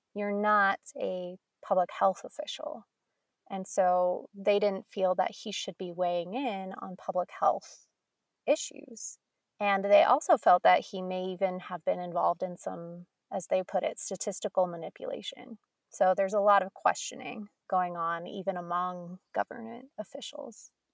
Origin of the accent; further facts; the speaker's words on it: Colorado, United States; I grew up in Colorado